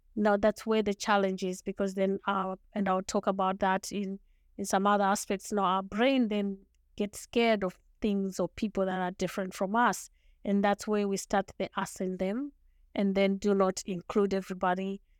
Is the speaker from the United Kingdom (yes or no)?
no; Zimbabwe; first language Shona; English is a second language; moved away as an adult; also born or lived in Montreal, Canada; now in Canada; I was born and raised in Zimbabwe